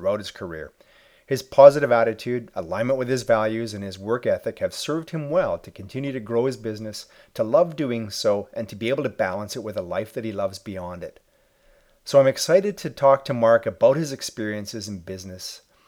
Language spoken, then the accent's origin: English; Edmonton, Alberta, Canada; right here in my hometown of Edmonton, Alberta, Canada